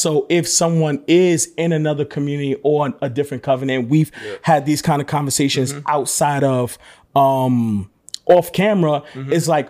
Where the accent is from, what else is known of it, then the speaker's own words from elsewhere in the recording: New York City, New York, United States; I'm from Brooklyn too.